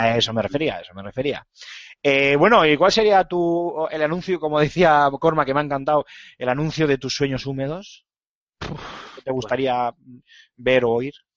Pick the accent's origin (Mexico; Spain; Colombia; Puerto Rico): Spain; Bilbao, Basque Country; soy de Bilbao